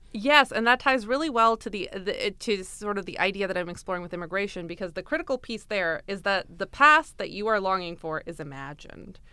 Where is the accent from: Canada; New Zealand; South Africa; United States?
Canada; Brampton, Ontario; I grew up in Brampton, so it was a multicultural upbringing